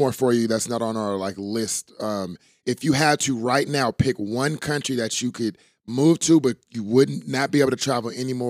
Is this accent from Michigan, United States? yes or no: no; Oakland, California, United States; born and raised in Oakland